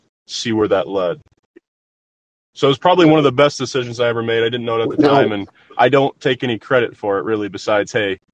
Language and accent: English; southern Illinois, United States; I actually grew up in a small farm town in southern Illinois